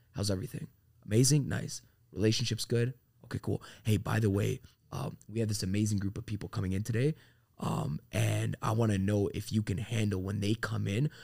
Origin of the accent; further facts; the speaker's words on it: Toronto, Ontario, Canada; moved away as an adult; also born or lived in Florida; now in Miami, United States; I'm from Toronto, Canada